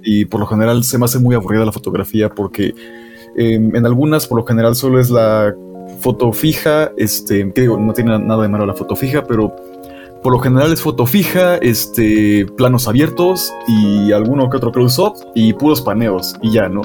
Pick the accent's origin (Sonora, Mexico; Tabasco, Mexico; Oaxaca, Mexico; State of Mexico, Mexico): Oaxaca, Mexico; mi tierra oaxaqueña, mi hermosa oaxiquita